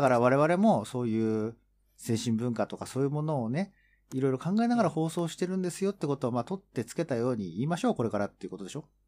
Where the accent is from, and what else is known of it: Tokyo, Japan; born or raised there